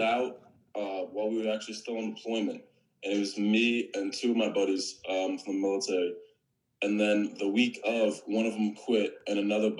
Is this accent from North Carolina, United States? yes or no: no; New Jersey, United States; I'm actually from New Jersey.